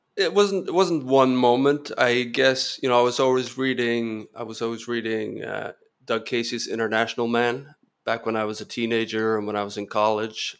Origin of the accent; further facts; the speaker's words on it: Norway; moved away as an adult; also born or lived in Spain / France / Kenya / California; born and raised in Norway